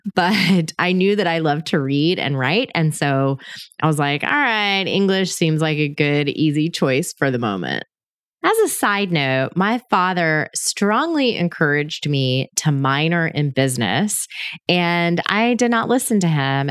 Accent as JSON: {"language": "English", "town": "Panama City", "region": "Florida", "country": "United States", "tie": "born or raised there", "said": "I was born in Panama City, Florida, which is on the Gulf Coast in the Northwest Panhandle area"}